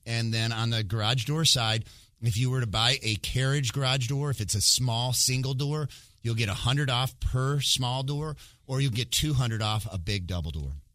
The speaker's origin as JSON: {"language": "English", "region": "Michigan", "country": "United States", "tie": "born or raised there", "moved": "yes", "said": "I actually went back to my home state where I'm from originally, which is Michigan"}